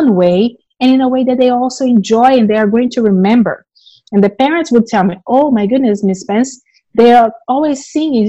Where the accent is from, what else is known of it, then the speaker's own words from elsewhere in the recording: Brazil; English is a second language; moved away as an adult; now in United States; I'm originally from Brazil. I've been living in the US for about 18 years.